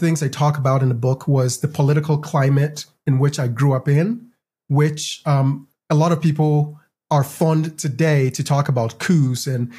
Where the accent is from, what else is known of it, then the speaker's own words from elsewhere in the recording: Ghana; now in United States; I grew up in Ghana